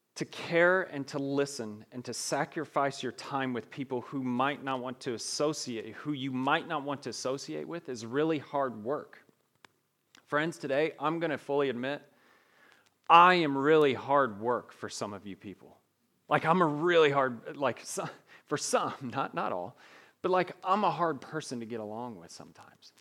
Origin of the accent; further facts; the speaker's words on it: Evansville, Indiana, United States; accent: twang; moved away; I grew up in Evansville, Indiana, so if I talk a little slow and I have a little twang to my voice, that's wha, that's why.